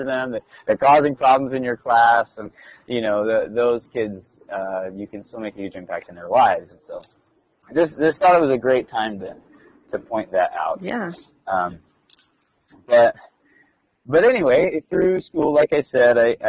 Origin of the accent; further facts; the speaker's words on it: South Carolina, United States; moved away; I grew up in South Carolina